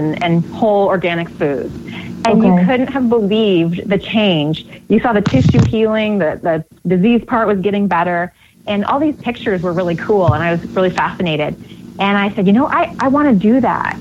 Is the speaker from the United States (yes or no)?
no; Canada; I grew up in Canada